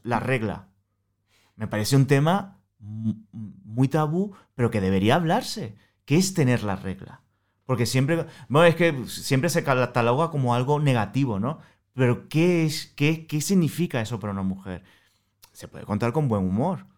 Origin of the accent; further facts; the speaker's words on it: Venezuela; accent: Venezuelan; moved away as an adult; now in Madrid, Spain; yo soy venezolano, como ya eh, os habéis dado cuenta por el acento